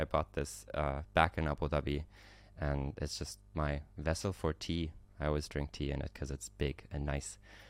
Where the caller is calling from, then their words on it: Istanbul, Turkey; I have apple tea in it since I'm calling from Istanbul, Turkey.